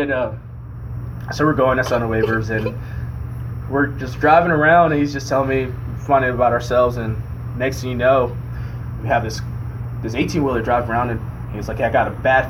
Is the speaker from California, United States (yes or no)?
yes; California, United States; now in Texas, United States; But for all I know, I'm actually from California, but I came to Texas, and my dad met this guy